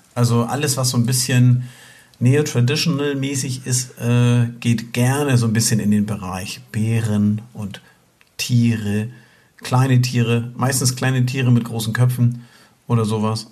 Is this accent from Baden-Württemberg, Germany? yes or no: no; near Flensburg, Schleswig-Holstein, Germany; wir sind ja aus der Nähe von Flensburg. Ähm, so norddeutsche Lichter und äh, naja, und, und Zugewanderte.